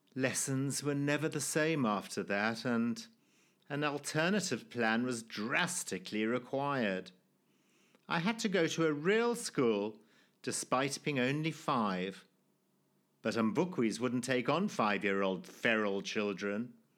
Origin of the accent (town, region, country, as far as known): Zimbabwe; born or raised there